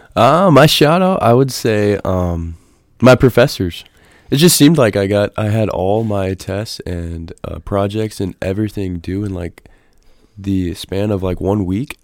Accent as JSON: {"language": "English", "region": "Nebraska", "country": "United States", "tie": "born or raised there", "moved": "yes", "said": "I was born and raised in Nebraska on a farm."}